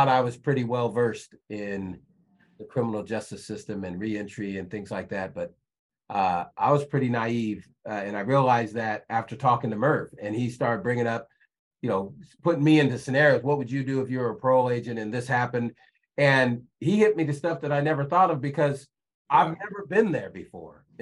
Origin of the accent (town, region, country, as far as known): Sacramento, California, United States; born or raised there